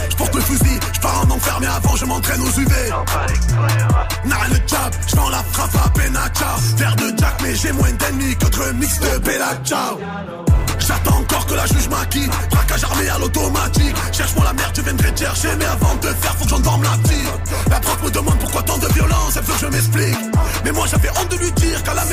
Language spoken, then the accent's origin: French; Marseille, Provence-Alpes-Côte d'Azur, France; je viens de Marseille, euh, Herbel 13011, dans les quartiers sud plus précisément.